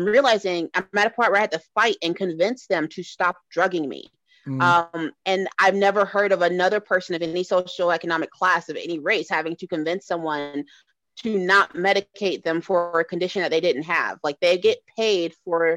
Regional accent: Atlanta, Georgia, United States; I grew up in Atlanta

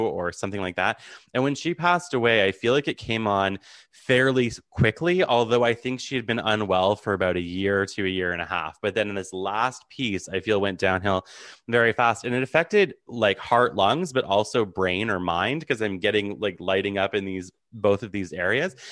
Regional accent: Ottawa, Ontario, Canada; I'm from Ottawa, so the capital.

